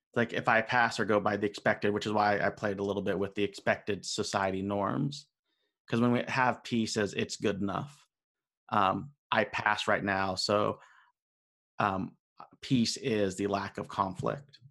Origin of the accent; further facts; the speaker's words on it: United States; being an American, being raised in the system.